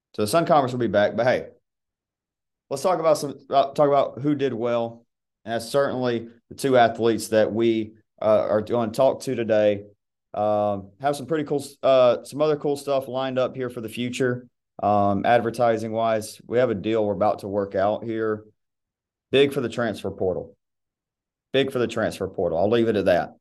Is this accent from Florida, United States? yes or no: no; Georgia, United States; born or raised there